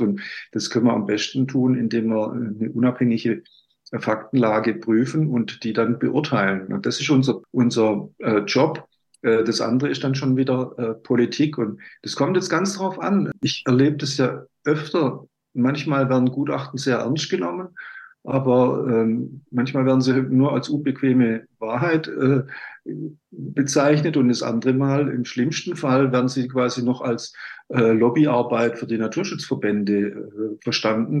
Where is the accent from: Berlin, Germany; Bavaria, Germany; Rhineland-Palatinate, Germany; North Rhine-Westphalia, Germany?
Bavaria, Germany; moved away; also born or lived in Baden-Württemberg; ich bin ja in, in in Bayern sozusagen groß geworden, wissenschaftlich auch